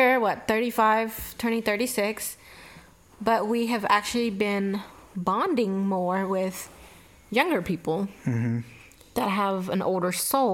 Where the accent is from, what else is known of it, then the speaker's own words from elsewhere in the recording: Mobile, Alabama, United States; Born and raised in Mobile, Alabama.